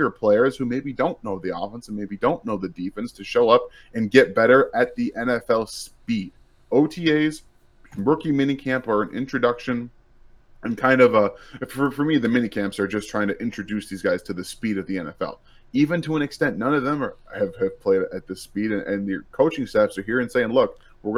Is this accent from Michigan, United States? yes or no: yes; Michigan, United States; moved away as an adult; also born or lived in California; now in Kansas City, United States; I grew up in Michigan.